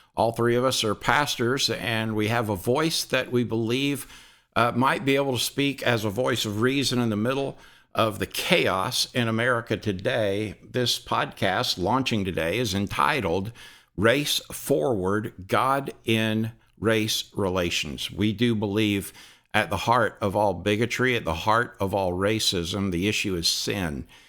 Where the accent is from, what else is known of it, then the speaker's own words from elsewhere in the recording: Deep South, United States; I'm from the Deep South